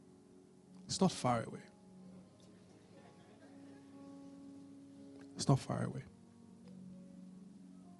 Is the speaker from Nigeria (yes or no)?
yes; Benin City, Edo, Nigeria; I grew up in Benin